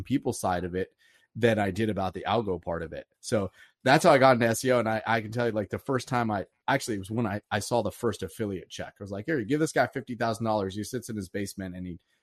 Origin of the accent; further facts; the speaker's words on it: East Coast, United States; moved away as an adult; also born or lived in Silicon Valley; I was originally from the East Coast and I moved out to Silicon Valley